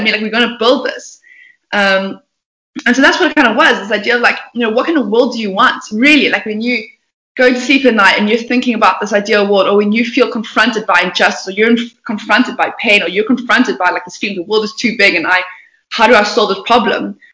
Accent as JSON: {"language": "English", "town": "Port Elizabeth", "region": "Eastern Cape", "country": "South Africa", "tie": "born or raised there", "said": "I was born um, in Port Elizabeth, not a very auspicious town."}